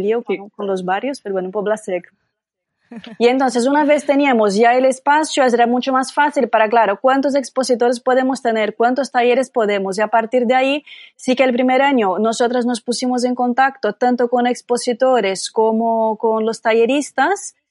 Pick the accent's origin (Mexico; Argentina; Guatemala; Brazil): Brazil; accent: Brazilian; Spanish is a second language; now in Barcelona, Spain; soy brasileña, ya podréis notar por mi acento